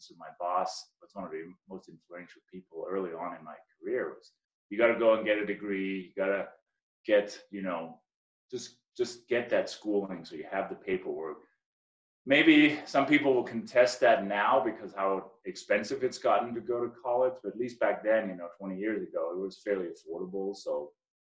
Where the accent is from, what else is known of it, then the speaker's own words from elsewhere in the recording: Denmark; moved away as an adult; also born or lived in Maryland, United States; now in United States; I came from Denmark